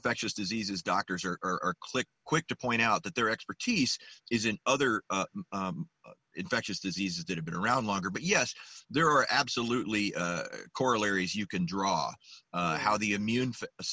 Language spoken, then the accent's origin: English; Memphis, Tennessee, United States; also born or lived in Illinois; I grew up in East Memphis, over there, Summer and White Station